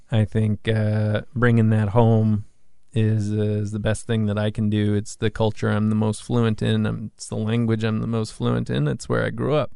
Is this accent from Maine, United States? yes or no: no; Massachusetts, United States; moved away; also born or lived in New York / Hawaii; my hometown out of Mass